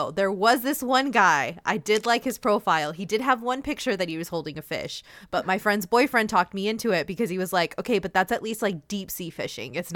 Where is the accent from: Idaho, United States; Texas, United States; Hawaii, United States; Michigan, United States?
Texas, United States; Houston; moved away as an adult; grew up in Houston and I moved three hours away.